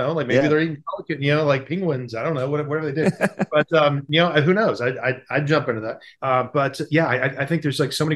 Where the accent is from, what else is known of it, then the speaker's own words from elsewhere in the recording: the South, United States; I grew up in the South